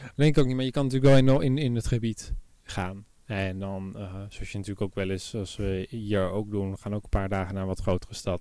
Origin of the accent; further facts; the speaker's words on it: Netherlands; wij als Nederlanders